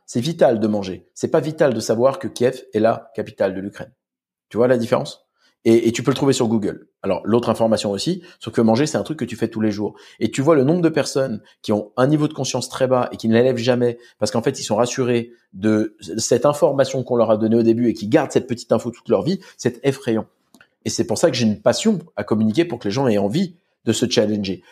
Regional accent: Corsica, France; Et euh, Don chez nous, en Corse, c'est euh, c'est comme Jean

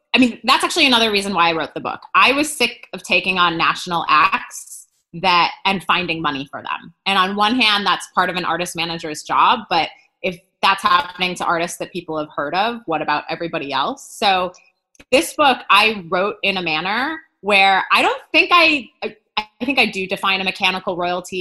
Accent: Wisconsin, United States; moved away; I'm originally from Wisconsin

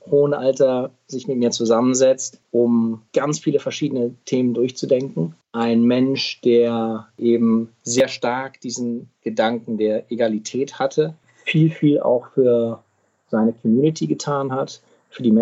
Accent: Midwest, United States; Ich bin in Amerika aufgewachsen. Ich bin dahin gezogen als Zehnjähriger äh, im Mittleren Westen

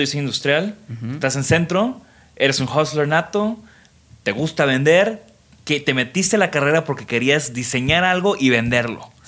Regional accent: Tamaulipas, Mexico; crecí en Tamaulipas

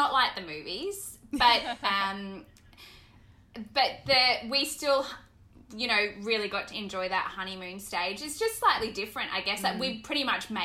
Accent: Bundaberg, Queensland, Australia; moved away as an adult; I grew up in Bundaberg, country town in, mm-hmm, north, up north

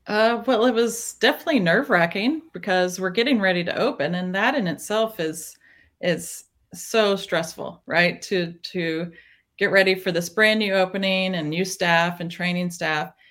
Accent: small town Tennessee, United States; now in Nashville, United States; I grew up in small town Tennessee

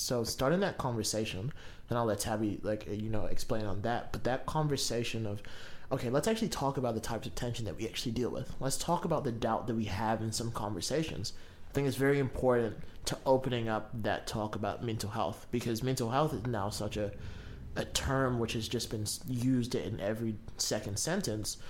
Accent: Kaitaia, Northland, New Zealand; moved away; I'm from Kaitaia and I went home last week

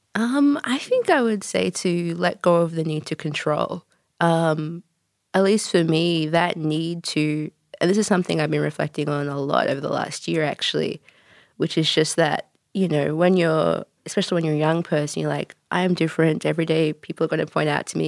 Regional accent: Wagga Wagga, New South Wales, Australia; moved away as an adult; also born or lived in Canada / New Zealand; now in Melbourne, Australia; I'm Canadian-born, wagga-wagga raised, but I've been living in Melbourne for, gosh, uh, about four years

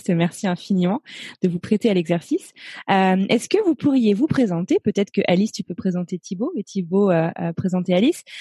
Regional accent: Grenoble, Auvergne-Rhône-Alpes, France; now in Lyon, France; moi, je suis grenobloise.

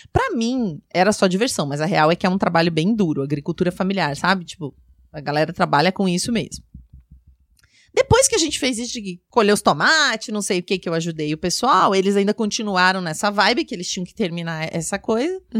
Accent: São Paulo, Brazil; eu nasci e cresci em São Paulo, na capital. Então eu sou uma pessoa super urbana

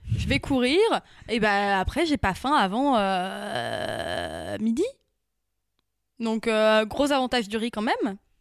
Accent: Picardy, Hauts-de-France, France; j'ai grandi en Picardie

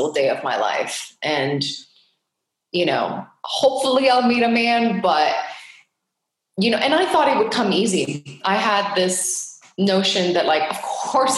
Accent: Geneva, Switzerland; now in California, United States; I was born and raised in Geneva, Switzerland

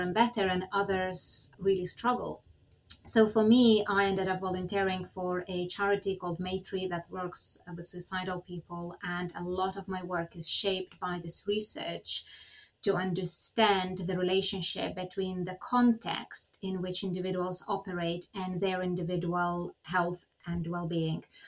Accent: Lithuania; now in United Kingdom; I'm originally from Lithuania

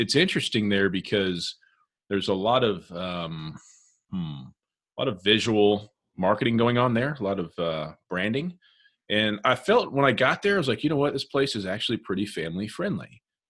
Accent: Indiana, United States; I'm from Indiana. I don't get out much.

